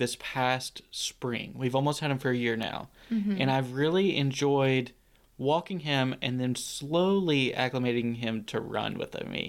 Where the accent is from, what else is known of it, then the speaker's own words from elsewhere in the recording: Nashville, Tennessee, United States; Nashville, Tennessee.